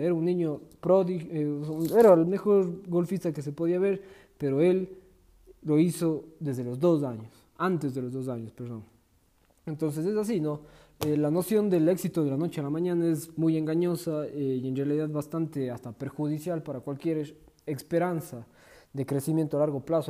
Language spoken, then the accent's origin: Spanish; Ecuador; De momento estoy en mi país, en Ecuador